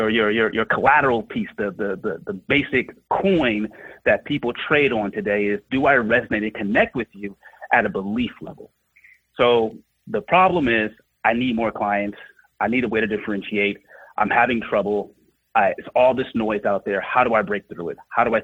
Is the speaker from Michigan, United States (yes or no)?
no; Oakland, California, United States; I'm from Oakland, California, grew up during the height of the crack epidemic, and it was a very tough place to grow up.